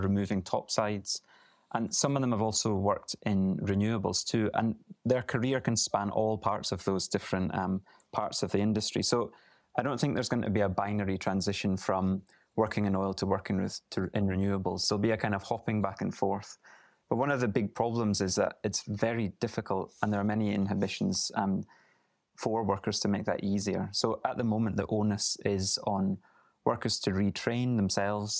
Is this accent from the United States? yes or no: no; Aberdeenshire, Scotland, United Kingdom; I grew up in Aberdeenshire